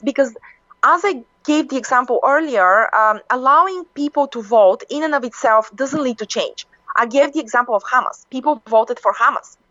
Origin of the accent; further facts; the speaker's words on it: Bulgaria; I come from from Bulgaria, you know, um, you know, an Eastern European country